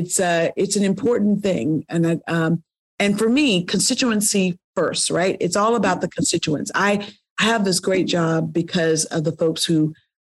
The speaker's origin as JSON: {"language": "English", "town": "Selma", "region": "Alabama", "country": "United States", "tie": "born or raised there", "lives_now": "Birmingham, United States", "said": "I grew up in the district, too. I grew up in the rural part of the, I grew up in Selma, right? And live in Birmingham."}